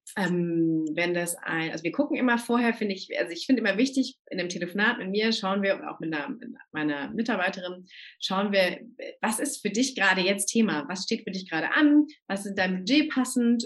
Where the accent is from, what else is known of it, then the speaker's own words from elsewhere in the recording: Germany; bei uns in Deutschland